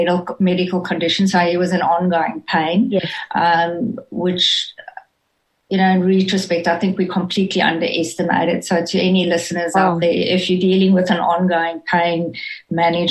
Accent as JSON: {"language": "English", "country": "South Africa", "moved": "as an adult", "lives_now": "Australia", "said": "opportunities that we would never have had in South Africa. So, yes, I know I don't sound Australian"}